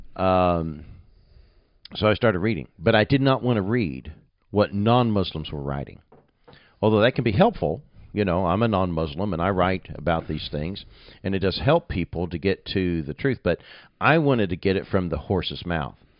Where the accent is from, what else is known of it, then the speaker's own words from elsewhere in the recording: Nuneaton, West Midlands, United Kingdom; moved away as an adult; My hometown's not a really huge town, Nuneaton